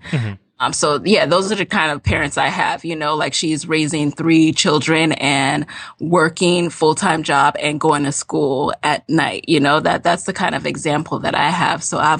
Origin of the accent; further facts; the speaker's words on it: Jamaica; now in United States; because, you know, we came from Jamaica. Like, I didn't We didn't know about that.